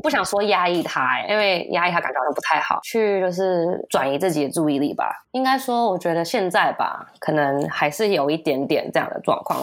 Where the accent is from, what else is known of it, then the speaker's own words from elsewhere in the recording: United States; moved away; 我从小在美国长大